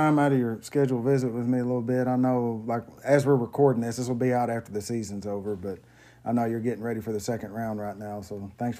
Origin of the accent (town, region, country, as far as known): Fox, Oklahoma, United States